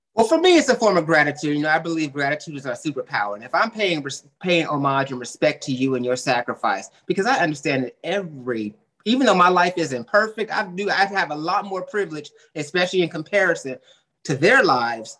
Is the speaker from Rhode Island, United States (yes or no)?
no; the Bay Area, California, United States; I grew up in California in a very diverse area, you know, mm-hmm. the Bay mm-hmm. Area